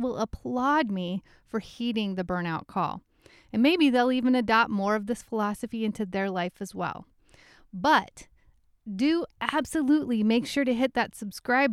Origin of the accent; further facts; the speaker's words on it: Midwest, United States; accent: Midwest; my Midwest accent